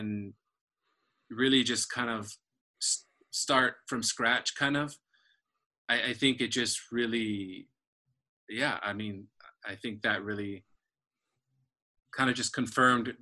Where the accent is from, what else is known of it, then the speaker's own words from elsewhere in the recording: Florida, United States; moved away as an adult; now in Chicago, United States; I was born here. My whole family's from here. So even growing up in Florida, you know, Chicago was a huge part of my life